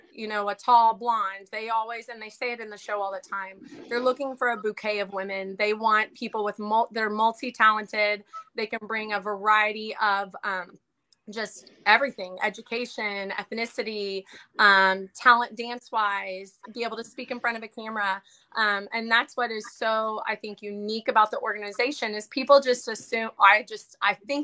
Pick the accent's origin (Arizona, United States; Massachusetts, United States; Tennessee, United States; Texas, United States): Texas, United States; Austin; I actually grew up in Austin, Texas